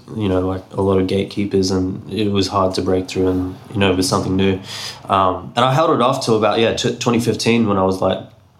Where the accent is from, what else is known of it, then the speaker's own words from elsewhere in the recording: Brisbane, Queensland, Australia; also born or lived in Mount Isa, Queensland; I was born in Mount Isa. But I moved to Brisbane when I was like 6 or 7 years old.